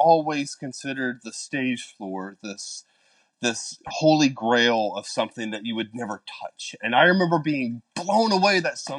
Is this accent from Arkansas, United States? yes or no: yes; West Helena, Arkansas, United States; now in Orlando, United States; I was born in a very small town in Arkansas called West Helena